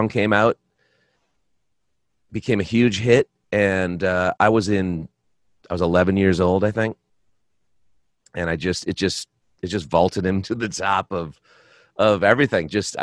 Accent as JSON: {"language": "English", "town": "Boston", "region": "Massachusetts", "country": "United States", "tie": "born or raised there", "moved": "yes", "lives_now": "Minneapolis, United States", "said": "I grew up in Boston, in a suburb of Boston"}